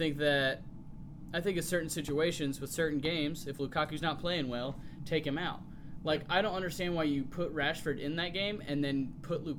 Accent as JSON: {"language": "English", "country": "United States", "said": "I'm American"}